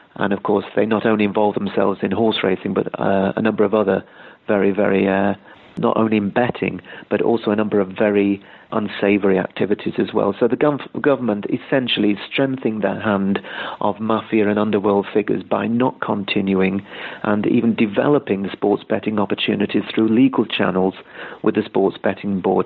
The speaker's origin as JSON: {"language": "English", "country": "United Kingdom", "moved": "yes", "said": "I'm originally from Britain"}